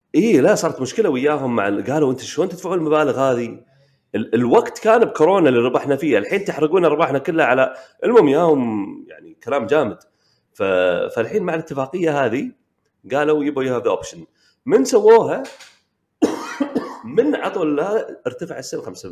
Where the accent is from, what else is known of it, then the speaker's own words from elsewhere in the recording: Kuwait; عندنا بالكويت